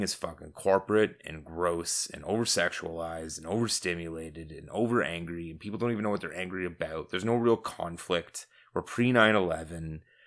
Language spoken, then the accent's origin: English; Southern Ontario, Canada; we are from Southern Ontario